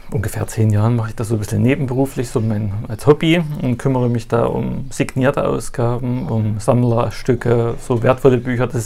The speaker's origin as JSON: {"language": "German", "region": "Thuringia", "country": "Germany", "moved": "as an adult", "lives_now": "Wolgast, Germany", "said": "Ja, ich komme aus Thüringen."}